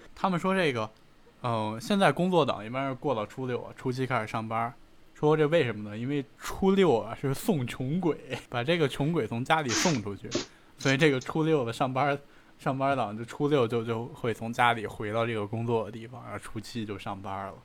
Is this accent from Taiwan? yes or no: no; Beijing, China; 我是在那个部队大院儿长大的